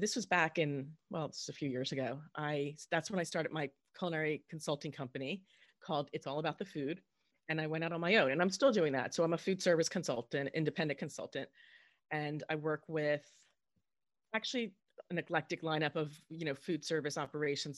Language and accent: English; Southern New Jersey, United States; I grew up in Southern New Jersey